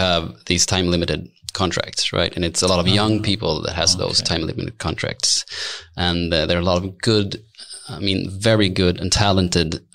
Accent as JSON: {"language": "English", "town": "Stockholm", "region": "Stockholm County", "country": "Sweden", "tie": "born or raised there", "also_born_or_lived": "Gävle", "said": "I'm born and raised in Stockholm"}